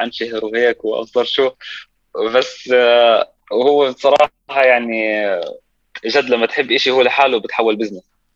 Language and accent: Arabic; Amman, Amman Governorate, Jordan; also born or lived in Palestine; انا فلسطيني اردني آه، ساكن بمخيم الحسين